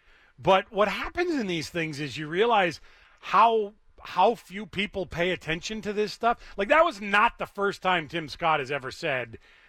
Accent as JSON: {"language": "English", "country": "Cuba", "tie": "born or raised there", "said": "Let me tell you about bad, because I grew up in Cuba."}